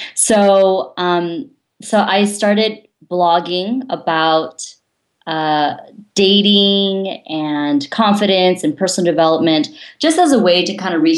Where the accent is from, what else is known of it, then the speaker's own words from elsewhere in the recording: California, United States; So as John mentioned, I'm originally from Silicon Valley.